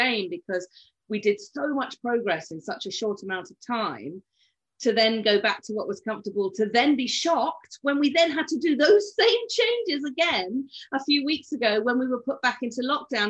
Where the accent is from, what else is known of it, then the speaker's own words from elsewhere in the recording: United Kingdom; we're British estate agents